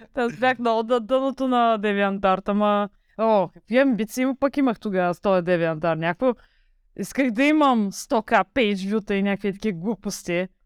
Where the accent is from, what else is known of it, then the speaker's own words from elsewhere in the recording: Varna, Varna Province, Bulgaria; от Варна съм